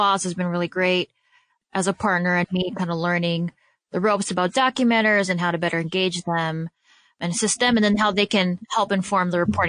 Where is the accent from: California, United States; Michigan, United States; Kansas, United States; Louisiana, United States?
Michigan, United States; Detroit; also born or lived in Chicago, Illinois; here in Detroit. So I was like, oh, great. You know, the organization that really helped form and shape me as a journalist is coming to my hometown.